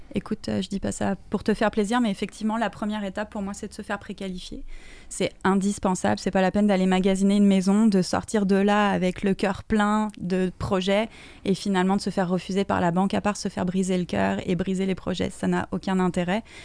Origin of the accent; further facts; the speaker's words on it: France; now in Quebec, Canada; je viens de France